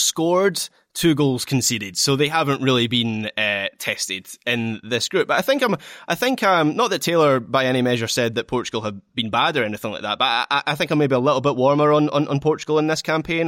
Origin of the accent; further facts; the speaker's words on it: Scotland, United Kingdom; as a Scot